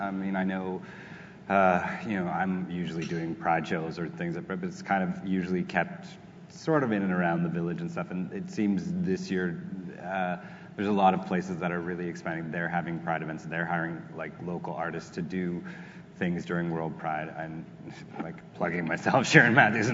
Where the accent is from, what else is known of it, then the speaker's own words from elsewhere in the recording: Canada; we as Canadian populace